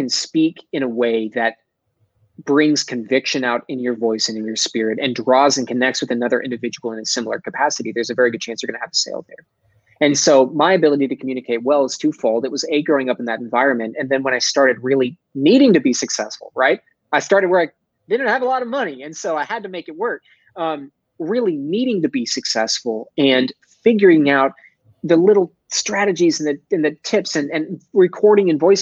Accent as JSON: {"language": "English", "town": "Dallas", "region": "Texas", "country": "United States", "accent": "Texas", "said": "I'm from Texas, right? I'm a Dallas boy. I got a little bit of a Texas accent somewhere there, especially if I say Texas."}